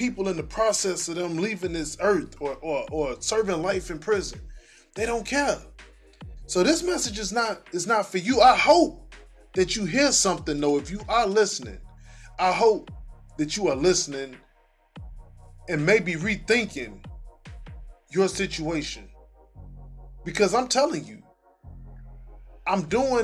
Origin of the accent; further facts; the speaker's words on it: Chicago, Illinois, United States; I was born in Roseland, but I didn't grow up in Roseland. But I ran in them areas